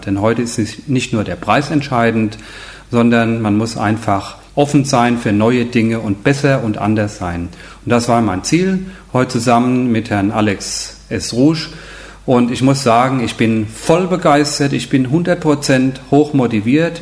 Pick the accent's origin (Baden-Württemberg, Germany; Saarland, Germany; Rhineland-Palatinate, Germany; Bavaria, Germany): Rhineland-Palatinate, Germany; near Koblenz; Ich komme aus Deutschland, aus der Nähe von Koblenz, dort wo Rhein und Mosel zusammenfließen.